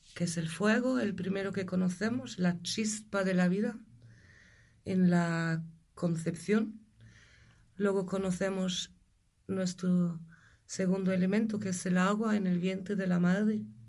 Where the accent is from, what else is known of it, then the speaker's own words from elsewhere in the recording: Germany; moved away as an adult; also born or lived in Galicia, Spain / El Bierzo, Spain / Pyrenees, Spain / Valladolid, Spain; now in Spain; Yo nací en Alemania. Siempre he sabido que allí no quería vivir y hace casi 30 años pues cogí una furgoneta